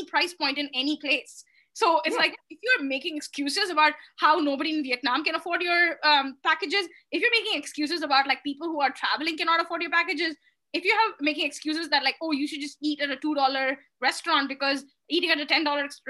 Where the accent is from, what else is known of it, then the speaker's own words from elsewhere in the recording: India; are you Indian? I'm like, yep